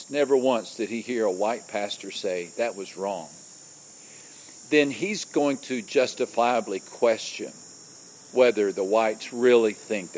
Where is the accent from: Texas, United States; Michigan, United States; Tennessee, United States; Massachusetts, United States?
Texas, United States; West; I grew up in West Texas. And West Texas, my small West Texas town